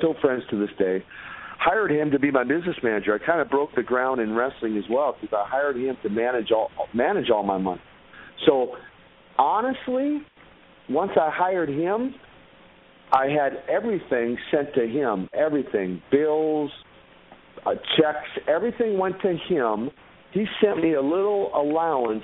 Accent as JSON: {"language": "English", "town": "Minneapolis", "region": "Minnesota", "country": "United States", "tie": "born or raised there", "said": "I grew up in North Minneapolis, which was in the projects area."}